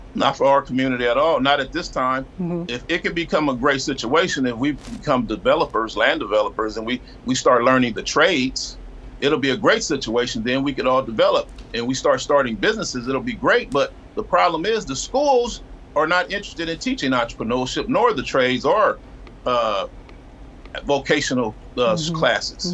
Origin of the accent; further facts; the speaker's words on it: Compton, California, United States; I'm from Compton, California